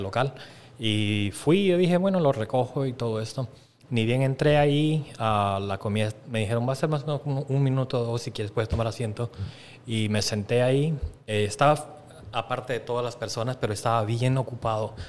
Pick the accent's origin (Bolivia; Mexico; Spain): Bolivia; moved away; nosotros nos criamos en Sudamérica